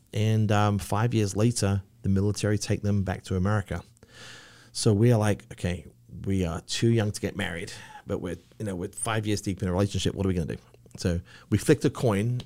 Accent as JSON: {"language": "English", "area": "village near Cambridge", "region": "East of England", "country": "United Kingdom", "accent": "English", "moved": "yes", "lives_now": "Charlotte, United States", "said": "I'm from a very, very small little village about twenty-five miles from Cambridge, about fifty, sixty miles from London"}